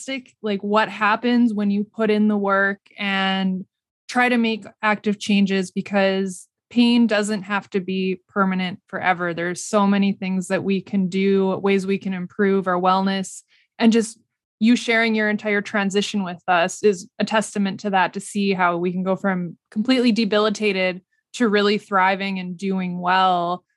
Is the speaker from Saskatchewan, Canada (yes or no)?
yes; Kenaston, Saskatchewan, Canada; I'm from Keniston and grew up on a grain farm